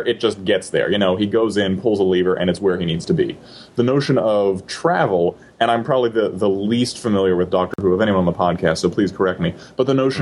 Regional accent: United States; we're all American

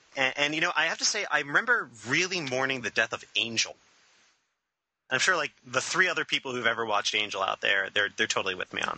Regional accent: Long Island, New York, United States; I'm from Long Island

